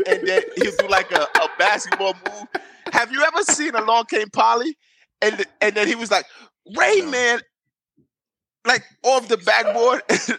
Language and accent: English; New York City, New York, United States; where I'm from in Brooklyn